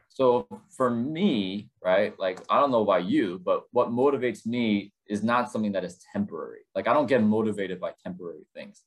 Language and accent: English; Chicago, Illinois, United States; also born or lived in South Korea; we found ourselves in Chicago, Illinois, and I consider this place my hometown